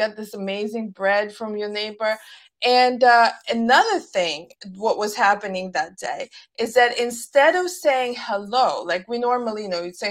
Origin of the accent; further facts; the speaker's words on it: Russia; moved away; growing up in Russia, we did, you know, obviously at the time religion was not promoted